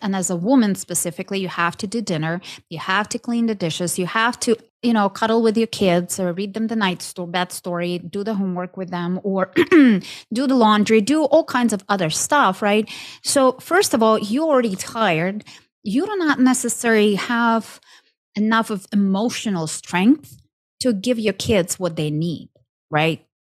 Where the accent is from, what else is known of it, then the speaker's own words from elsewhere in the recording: Ukraine; moved away as an adult; now in United States; I'm originally from Ukraine. Um, moved to states almost 15 years ago